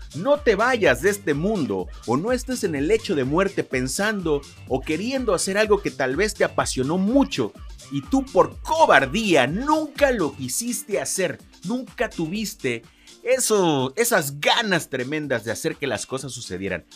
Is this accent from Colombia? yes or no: no; Lerdo de Tejada, Veracruz, Mexico; Yo soy nacido en Ciudad Lerdo de Tejada, Veracruz.